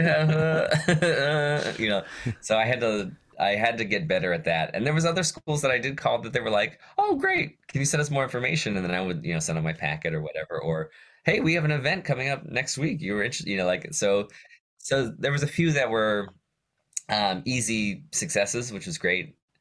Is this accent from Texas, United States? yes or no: no; Johnstown, Pennsylvania, United States; I grew up in Johnstown, Pennsylvania, li-, little town, uh, in western Pennsylvania